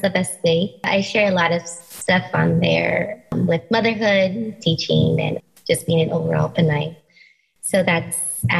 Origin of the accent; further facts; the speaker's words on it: Philippines; my favorite is being Filipino.